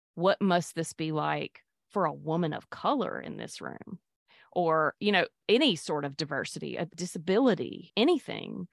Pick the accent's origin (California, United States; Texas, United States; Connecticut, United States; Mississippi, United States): Mississippi, United States; born or raised there; also born or lived in Pascagoula, Mississippi / Petal, Mississippi / Jackson, Mississippi; now in Hattiesburg, United States